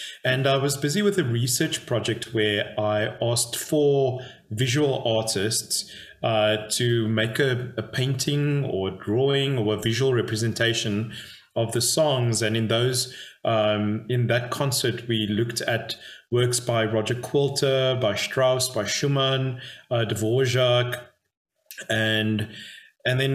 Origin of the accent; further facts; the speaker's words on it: Cape Town, Western Cape, South Africa; moved away as an adult; also born or lived in Dallas, Texas; now in Potchefstroom, South Africa; I grew up in Cape Town, South Africa.